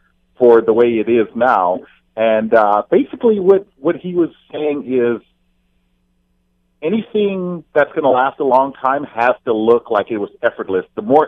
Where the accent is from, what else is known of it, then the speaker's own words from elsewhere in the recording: Fort Lauderdale, Florida, United States; moved away as an adult; now in Hamilton, Canada; I'm from Fort Lauderdale, Florida.